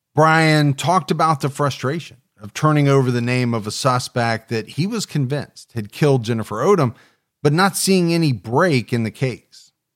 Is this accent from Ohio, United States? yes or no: yes; Ohio, United States; my home state of Ohio